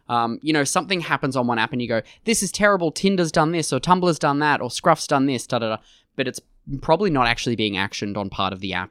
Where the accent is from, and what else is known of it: Australia